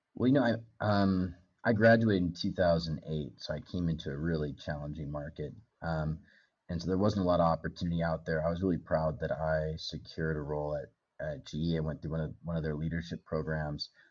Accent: Bend, Oregon, United States; moved away as an adult; also born or lived in Los Angeles; now in Nairobi, Kenya; I grew up in in the states. I didn't grow up in in Kenya. Uh, a little town called Bend, Oregon, kind of up in the mountains

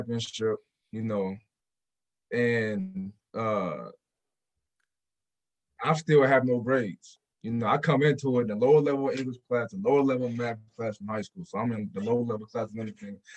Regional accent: Portland, Oregon, United States; I came from just Portland, Oregon

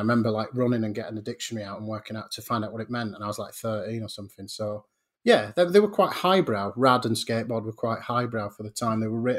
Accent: Portland, South West England, United Kingdom; born there; Yeah, I was born in on Portland Bill, which in itself is quite weird because... which is off the coast of Weymouth.

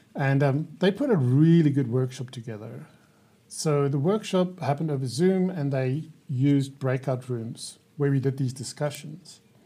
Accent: South Africa; I'm from South Africa.

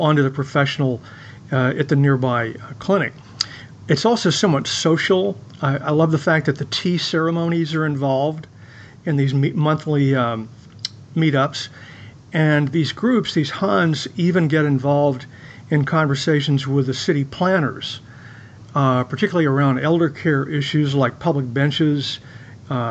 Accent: United States; as an American

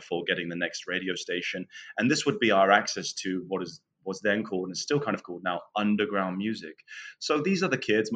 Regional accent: Northamptonshire, East Midlands, United Kingdom; moved away as an adult; I was born just outside of London in the county of Northamptonshire and spent the first 23 years of my life

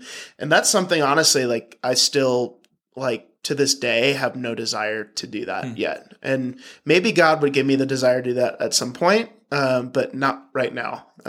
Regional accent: Virginia, United States; born there; But yeah, adopted from birth. I was born in Virginia.

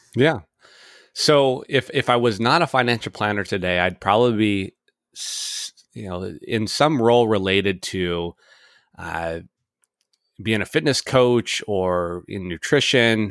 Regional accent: Edmonds, Washington, United States; born and raised in Edmonds, Washington.

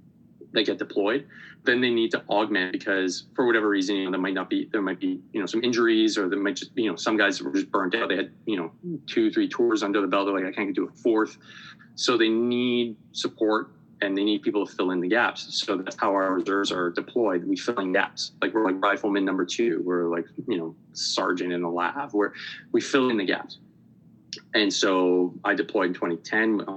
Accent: Montreal, Quebec, Canada; I'm Canadian, born and raised in the suburbs of Montreal

